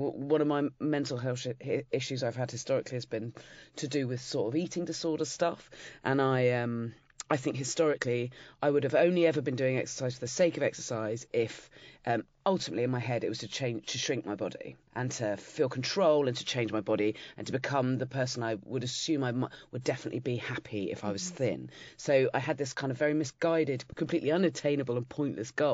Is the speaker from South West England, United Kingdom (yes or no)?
yes; Dorset, South West England, United Kingdom; moved away as an adult; now in London, United Kingdom; I grew up in Dorset